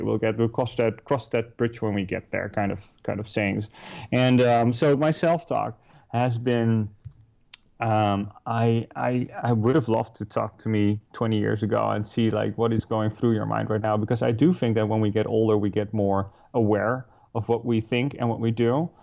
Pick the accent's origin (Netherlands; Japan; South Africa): Netherlands; moved away as an adult; also born or lived in New York City; now in Hoboken, United States; We're both Dutch. We moved here from the Netherlands uh, about six years ago already